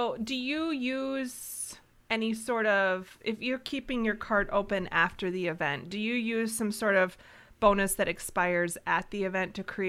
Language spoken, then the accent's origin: English; Wisconsin, United States; 414, that area code hails from where I grew up in Wisconsin.